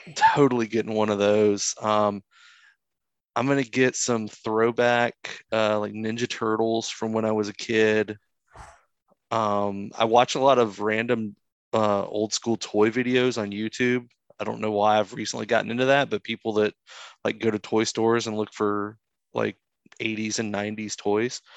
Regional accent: Florida, United States; I grew up with one in Florida

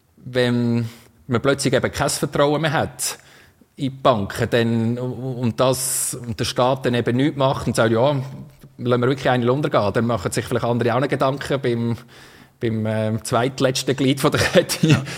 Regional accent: Switzerland; Wir haben einfach den Franken, das ist unser Geld da in der Schweiz

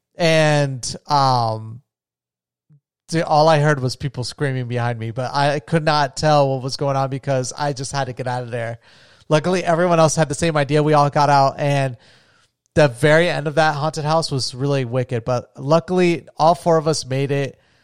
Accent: Florida, United States; I grew up in Florida

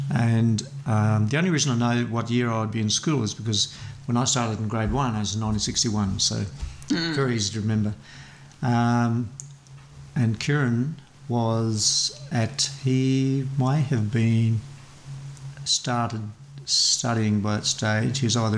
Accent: Warwick, Queensland, Australia; now in Sunshine Coast, Australia; I was born there at Gladfield, in Warwick.

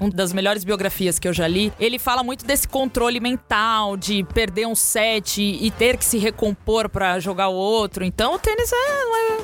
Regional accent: Brazil; A gente é brasileiro

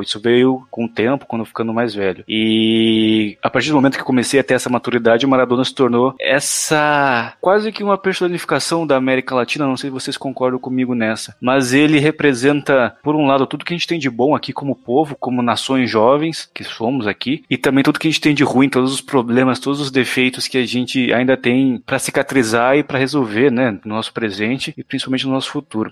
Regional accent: Brazil; sendo uma criança apaixonada por futebol, crescendo no Brasil

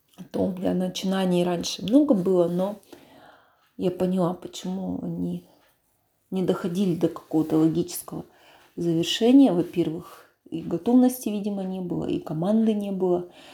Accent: Bely Yar, Russia; откуда я родом, с Белого Яра. То есть это вот рядом с Амаканом.

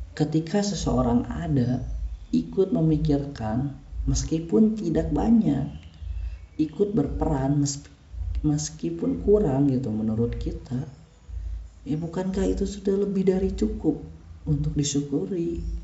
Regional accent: Bandung, West Java, Indonesia; kita tuh orang Bandung

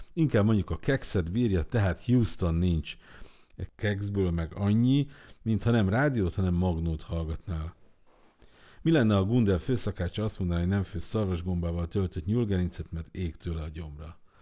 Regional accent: Budapest, Hungary; én Mátyás Söldön nőttem fel

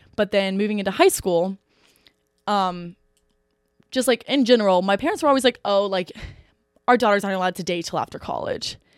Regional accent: Eaton, Ohio, United States; I literally live thirty minutes north of Oxford in a town called Eaton

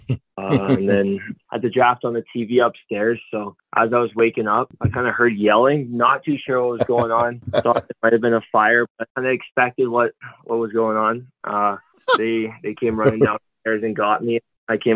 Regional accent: Calgary, Alberta, Canada; growing up in Calgary

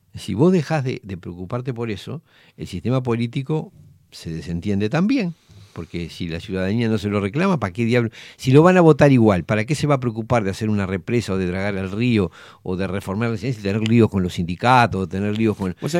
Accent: Montevideo, Uruguay; yo me crié en Villa Española

